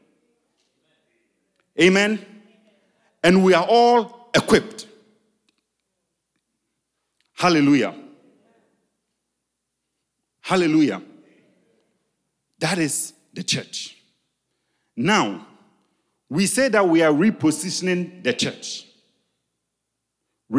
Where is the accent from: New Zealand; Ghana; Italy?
Ghana; English is a second language; I'm Ghanaian. There are things that I say in my local dialect that does not have the English translation